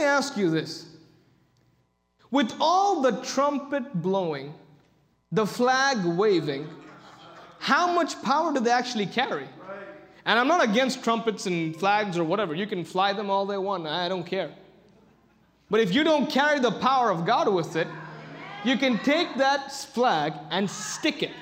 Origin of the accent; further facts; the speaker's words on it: India; I come from India.